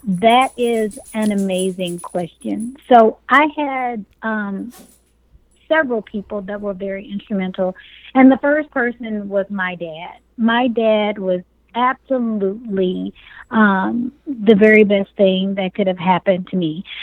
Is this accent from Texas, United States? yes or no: yes; Dallas, Texas, United States; I was raised in North Dallas Project and in another very impoverished environment um, sector of Dallas called um, Pleasant Grove